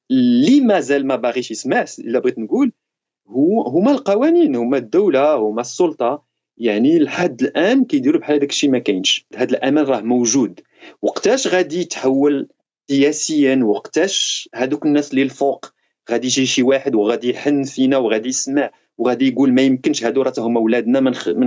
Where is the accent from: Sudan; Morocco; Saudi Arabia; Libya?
Morocco; moved away as an adult; now in France; انني مثلا كانسان مغربي وجاي من حي السلام وجاي من الفقر